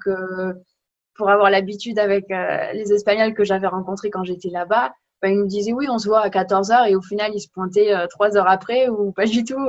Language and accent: French; France; moved away as an adult; now in Germany; en tant que Française, moi, j'ai cet avantage qu'ils me disent Oh, avec ton accent, c'est trop mignon